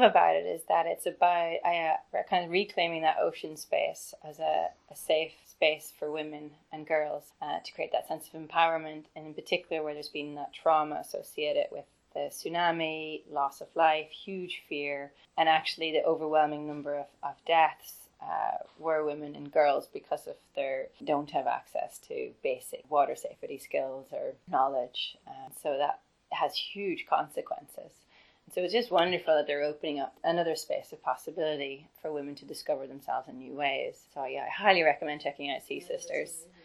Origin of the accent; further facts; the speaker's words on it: Ireland; the opportunities I had growing up in Ireland